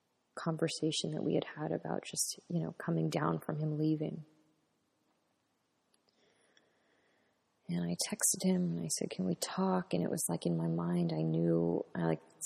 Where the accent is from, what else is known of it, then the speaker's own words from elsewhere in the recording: United States; being American